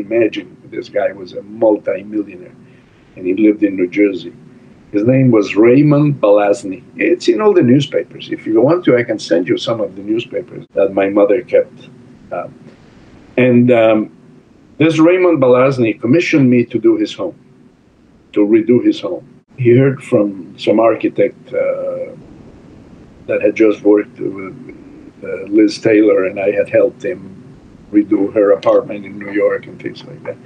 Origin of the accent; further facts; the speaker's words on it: Italy; English is a second language; moved away as an adult; I'm here from Italy where it's hard to make a living.